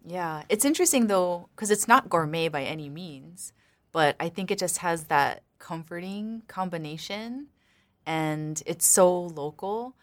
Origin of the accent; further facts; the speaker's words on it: Kilauea, Hawaii, United States; I'm from Kilauea.